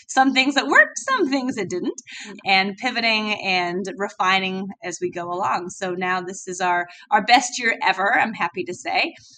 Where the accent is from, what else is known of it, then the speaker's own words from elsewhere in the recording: London, United Kingdom; But I was born and raised in London, so I've got a very bizarre accent.